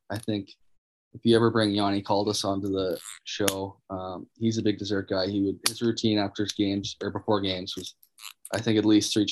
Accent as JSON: {"language": "English", "region": "North Dakota", "country": "United States", "said": "I would tell people sometimes I'd be like, I'm from North Dakota"}